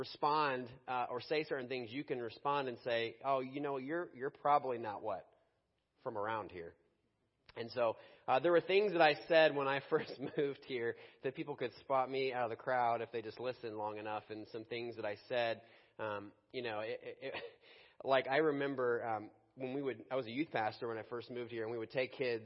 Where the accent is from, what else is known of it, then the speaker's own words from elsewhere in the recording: Chicago, Illinois, United States; moved away as an adult; now in Pittsburgh, United States; a kid in my youth group growing up in Chicago